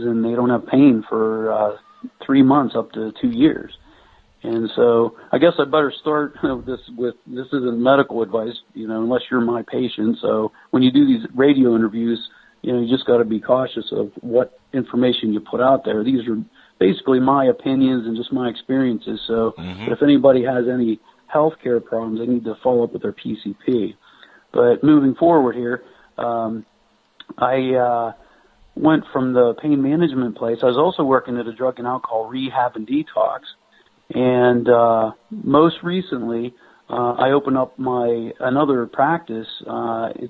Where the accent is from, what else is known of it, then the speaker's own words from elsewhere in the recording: Pennsylvania, United States; moved away as an adult; also born or lived in New Mexico; I'm originally from Pennsylvania